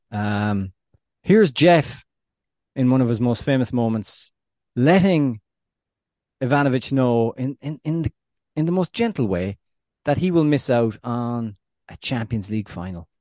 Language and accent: English; Ireland